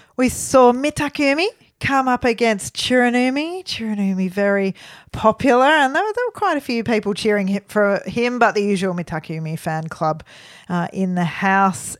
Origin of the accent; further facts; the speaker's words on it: Melbourne, Victoria, Australia; we're from Melbourne